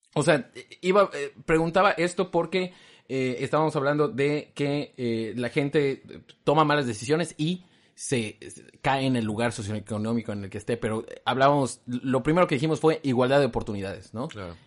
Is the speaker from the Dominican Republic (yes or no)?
no; Mexico; los mexicanos pudiésemos